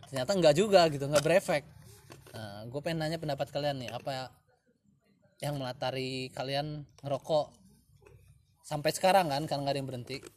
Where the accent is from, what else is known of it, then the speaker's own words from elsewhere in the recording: Lampung, Indonesia; karena gue orang Lampung asli orang Lampung asli itu memegang prinsip namanya PIL atau harga diri